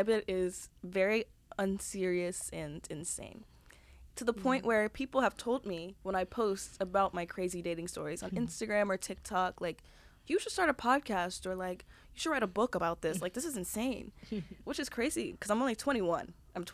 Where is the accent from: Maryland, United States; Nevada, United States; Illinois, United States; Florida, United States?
Maryland, United States; Prince George's County; moved away as an adult; now in Philadelphia, United States; I am originally from PG County, Maryland, and I came to Philly 4 years ago now.